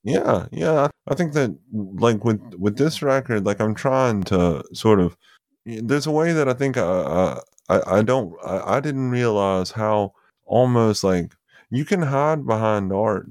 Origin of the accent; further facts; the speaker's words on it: Tupelo, Mississippi, United States; Gary Talent goes to the church that I grew up in Tupelo.